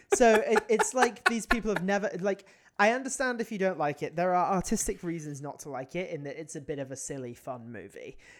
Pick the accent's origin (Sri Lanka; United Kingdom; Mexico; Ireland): United Kingdom; now in United States